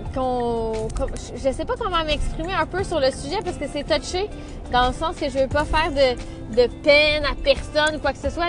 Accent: Saint-Félix-de-Valois, Quebec, Canada; Je suis de Saint-Félix de Valois

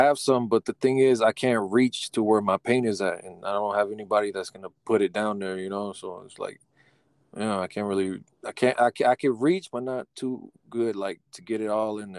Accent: Sacramento, California, United States; Well, I'm from Sacramento, California. So out in California, and it's nice and warm already.

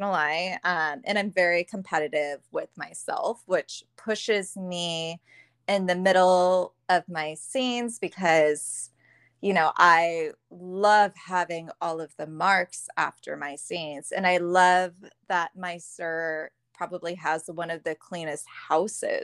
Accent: right outside of the Bay Area, California, United States; now in Sacramento, United States; I grew up in California, right outside of the Bay Area, and I moved to Sacramento

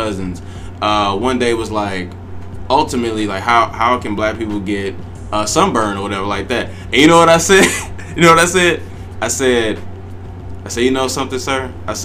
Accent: St. Louis, Missouri, United States; I grew up in St. Louis

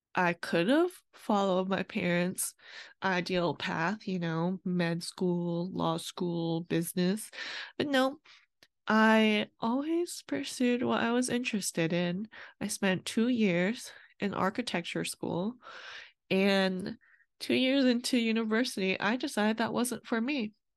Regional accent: California, United States; I was born in California to my Vietnamese immigrant parents

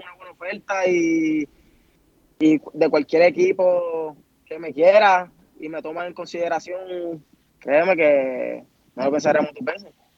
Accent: Puerto Rico; Puerto Rico porque fue la isla donde nací

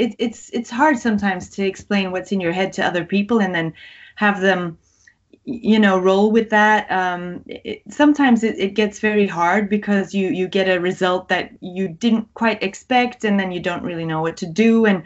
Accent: Greece; English is a second language; also born or lived in Belgium; Actually, I didn't grow up in Belgium. That's the interesting thing. I moved to Greece with my parents because they went there for work, and I went to a British embassy school.

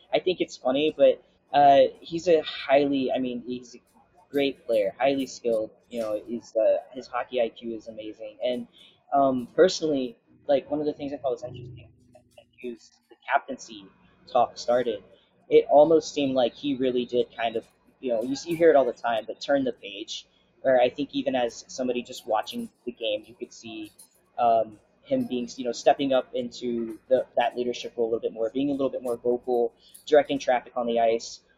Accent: Florida, United States; also born or lived in Jacksonville; I'm from Florida

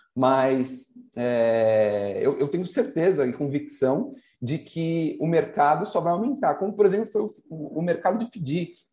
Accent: São Paulo, Brazil; also born or lived in Santa Rita do Passa Quatro; a minha mãe é de Santa Rita do Passa Quatro, é. o meu pai de São Paulo, nasci em São Paulo.

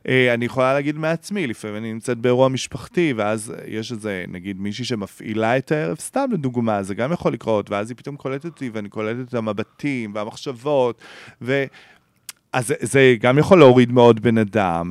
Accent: Beersheba, Southern District, Israel; moved away as an adult; now in Tel Aviv, Israel; אני בא מבאר שבע

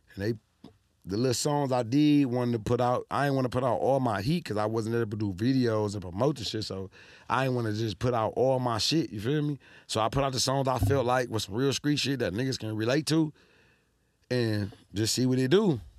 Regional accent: Detroit, Michigan, United States; we from Detroit

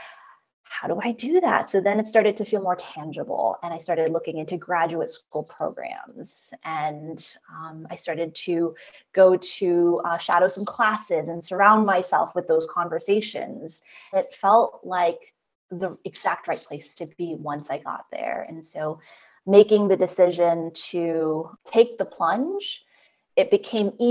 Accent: United States; I'm Chinese American, second generation. So what that means is that my parents are immigrants to the US, and I am somebody who was born in the US

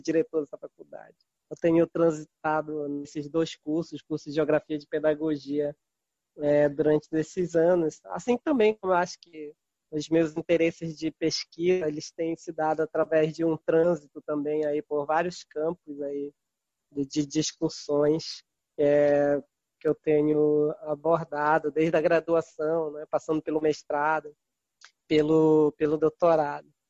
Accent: Mocajuba, Pará, Brazil; Eu sou um ribeirinho aqui da Amazônia Tocantina, do Baixo Tocantins, município de Mocajuba, de origem quilombola. Eu nasci numa comunidade quilombola, é São Benedito do Viseu. Então, me criei aqui nessa beirada desse rio Tocantins

